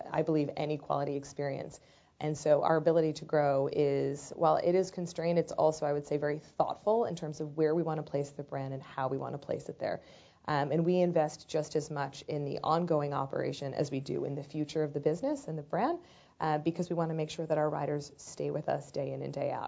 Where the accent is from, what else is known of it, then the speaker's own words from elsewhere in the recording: Baltimore, Maryland, United States; I grew up in Baltimore, Maryland in the early 80s.